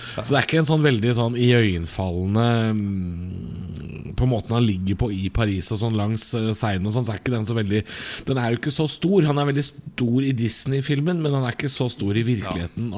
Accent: Drammen, Buskerud, Norway; Drammen, min hjemby

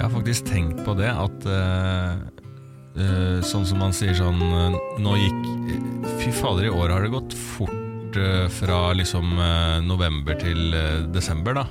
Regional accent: Bærums Verk, Akershus, Norway; på Bærums Verk, der jeg er fra

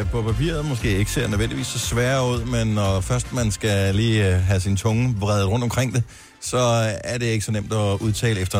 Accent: Reerslev, Denmark; Jeg er fra Reerslev.

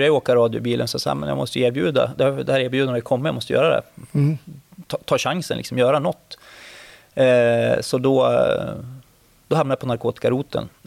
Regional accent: Örnsköldsvik, Västernorrland County, Sweden; moved away as an adult; also born or lived in Sundsvall; Örnsköldsvik där jag kommer ifrån.

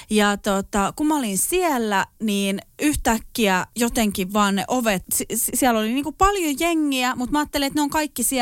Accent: Finland; mä oon Suomesta

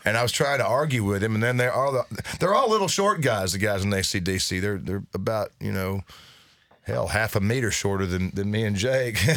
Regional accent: United States; we grew up in East Tennessee and North Carolina

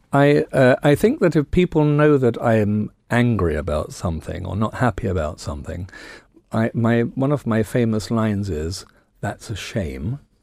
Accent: United Kingdom; I'm very proud that I'm British

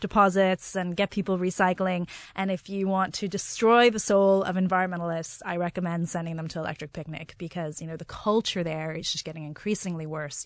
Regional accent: Los Angeles, California, United States; moved away as an adult; also born or lived in Wexford, Ireland; now in Ireland; when I moved to Ireland, I come from Los Angeles

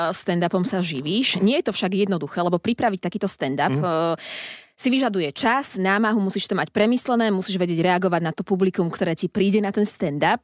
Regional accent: Slovakia; sme my Slováci

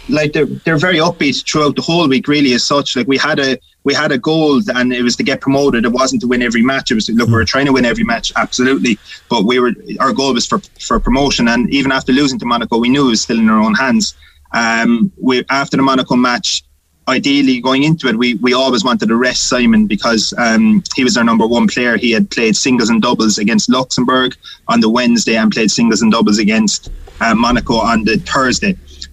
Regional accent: Ireland; I think as Irish people

